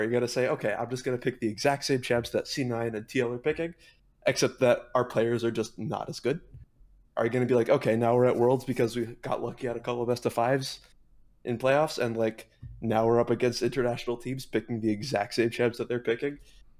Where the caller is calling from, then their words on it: Wisconsin, United States; I'm calling from Wisconsin, as a matter of fact.